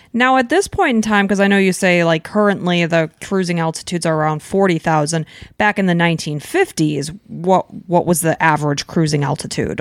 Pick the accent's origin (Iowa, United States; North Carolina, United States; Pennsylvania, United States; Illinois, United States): Illinois, United States; Chicago; moved away; we're from Chicago